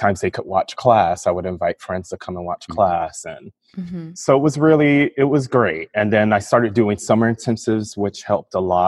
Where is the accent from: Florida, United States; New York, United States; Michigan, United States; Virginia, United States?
Florida, United States; Miami; also born or lived in England; I grew up in Miami, Florida, and I ended up attending New World School of the Arts